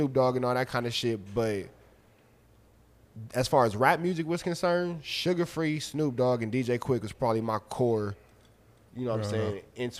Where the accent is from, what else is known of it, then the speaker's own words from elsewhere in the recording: Los Angeles, California, United States; I'm from L.A.